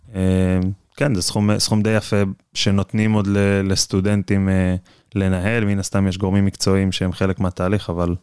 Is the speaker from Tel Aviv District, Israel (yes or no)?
yes; Herzliya, Tel Aviv District, Israel; אני במקום הרצליה, בן 29